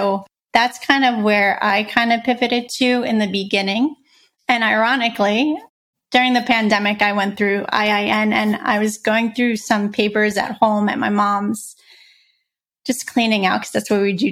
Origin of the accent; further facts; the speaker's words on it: New York City, New York, United States; I grew up in Brooklyn.